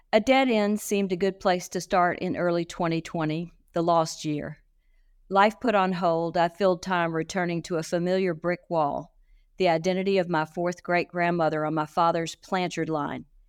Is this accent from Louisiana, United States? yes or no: yes; Shreveport and New Orleans, Louisiana, United States; moved away; also born or lived in Texas; I grew up straddling Shreveport in New Orleans